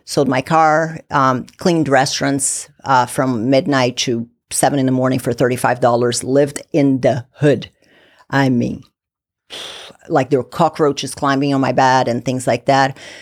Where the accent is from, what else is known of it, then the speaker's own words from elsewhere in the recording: Brazil; now in United States; I'm originally from Brazil, moved from Brazil to the U S